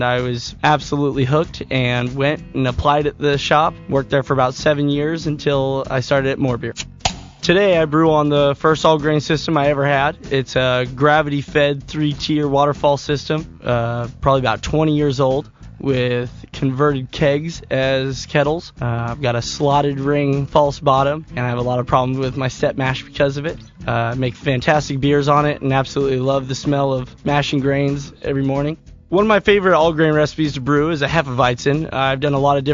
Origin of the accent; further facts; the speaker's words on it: Santa Cruz, California, United States; also born or lived in Bay Area, California; I was born and raised in Santa Cruz, California